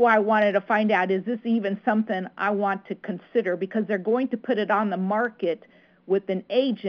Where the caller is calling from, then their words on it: Connecticut, United States; Hi, Ron. I'm in Connecticut.